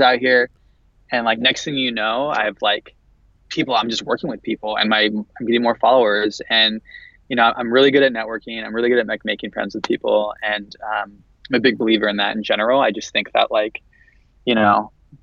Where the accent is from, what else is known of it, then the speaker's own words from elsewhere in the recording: San Jose, California, United States; moved away; I'm from San Francisco area. I'm from San Jose originally.